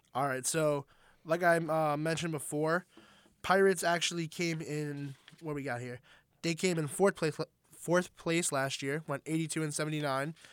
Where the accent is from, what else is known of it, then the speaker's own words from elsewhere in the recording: Long Island, New York, United States; I'm from Long Island